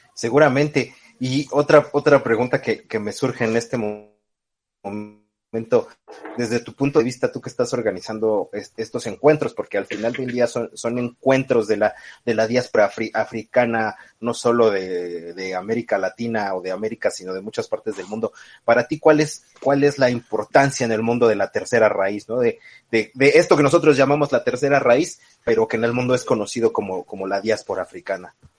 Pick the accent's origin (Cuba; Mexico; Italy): Mexico; nosotros como mexicanos